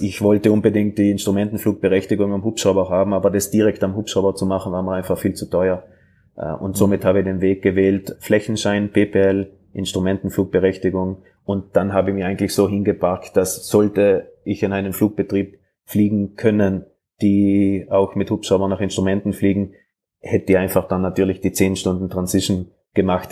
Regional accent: South Tyrol, Trentino-Alto Adige, Italy; moved away as an adult; also born or lived in Graz; now in Salzburg, Austria; ich bin ja Südtiroler, als ein Papier Italiener

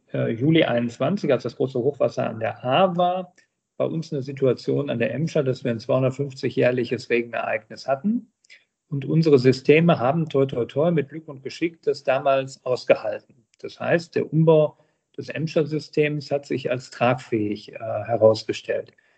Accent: Herten, North Rhine-Westphalia, Germany; in meiner Heimatstadt Herten, 65.000 Einwohner, dann äh, zum hauptamtlichen Bürgermeister gewählt worden

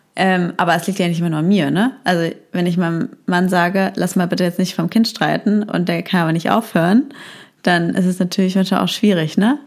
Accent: Heidelberg, Baden-Württemberg, Germany; moved away; in meine Heimatstadt Heidelberg

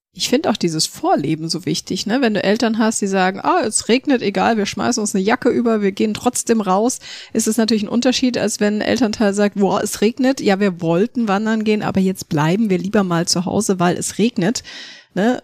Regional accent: Munich, Bavaria, Germany; ich bin ja in München aufgewachsen

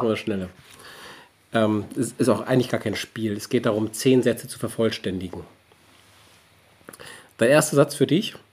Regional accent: Hamburg, Germany; also born or lived in Schleswig-Holstein; als Hamburger ist für mich die Elbe immer was Besonderes. Immer wenn ich runter an die Landungsbrücken an die Elbe komme, das ist für mich was ganz Spezielles. Und ganz schräg wird es als gebürtiger Schleswig-Holsteiner, wenn ich an den Nordostseekanal komme

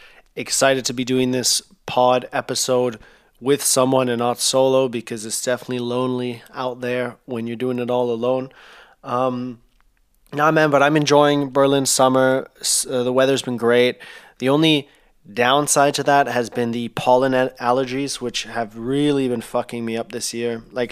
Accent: Thailand; growing up in Thailand, you obviously have ACs in every single room

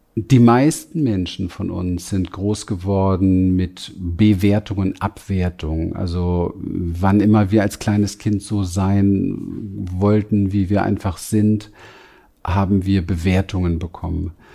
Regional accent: Berlin, Germany; ich bin groß geworden in Berlin, im Berliner Hinterhof.

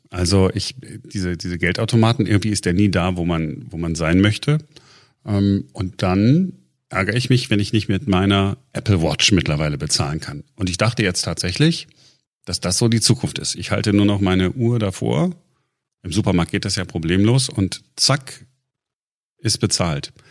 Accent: Germany; Warum sind wir Deutsche so, so, so Bargeld fixiert eigentlich?

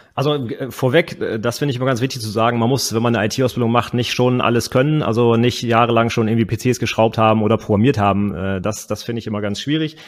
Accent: Northern Germany, Germany; ich komme äh, aus dem Norden von Deutschland

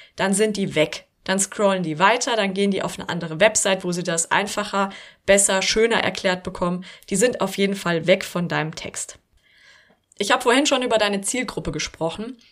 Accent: Germany; bei uns in Deutschland

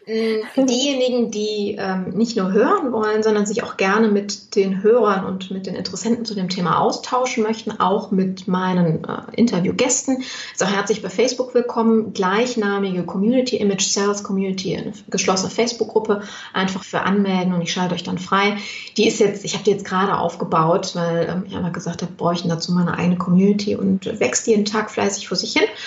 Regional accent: Düsseldorf, North Rhine-Westphalia, Germany; ich komme aus Düsseldorf

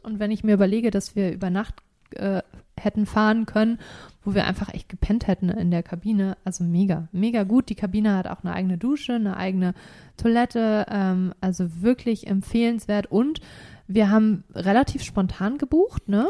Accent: Germany; bei uns in Deutschland

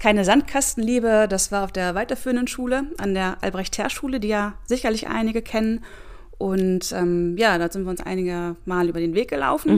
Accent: Celle, Lower Saxony, Germany; ich bin aufgewachsen in Celle

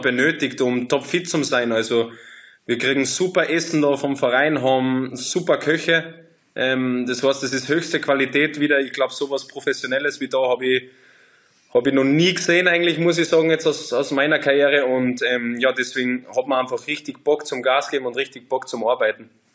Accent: Austria; moved away as an adult; also born or lived in France; now in Leverkusen, Germany; als Österreicher

